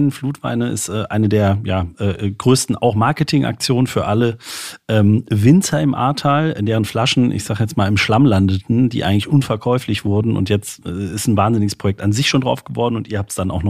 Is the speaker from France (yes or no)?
yes; Saint-Louis, Grand Est, France; Ich komme aus St. Louis, nicht weit weg von hier.